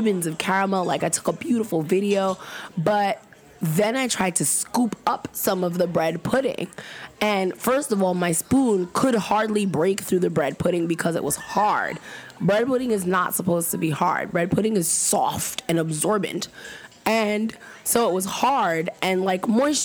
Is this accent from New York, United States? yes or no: yes; New York, United States; I'm from New York.